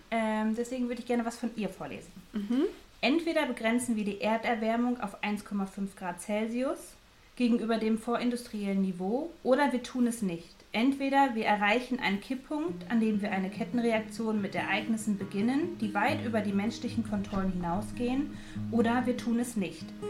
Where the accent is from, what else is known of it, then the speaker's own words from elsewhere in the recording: Dortmund, North Rhine-Westphalia, Germany; Also ich komme aus Dortmund, ich bin ein Dortmunder Mädchen